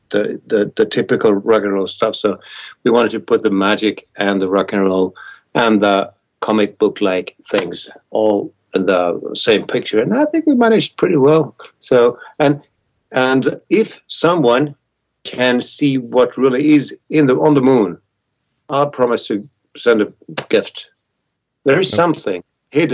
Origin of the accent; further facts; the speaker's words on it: Vienna, Austria; I was born in Vienna, a big city in Austria.